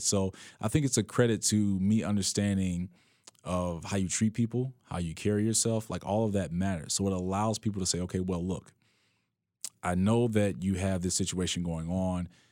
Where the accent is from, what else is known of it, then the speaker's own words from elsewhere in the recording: Chicago, Illinois, United States; me growing up on the West Side